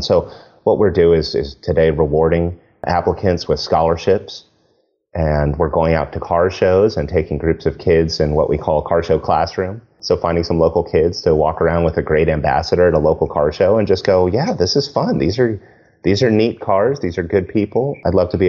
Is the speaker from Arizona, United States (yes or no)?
yes; Arizona, United States; I grew up with in Arizona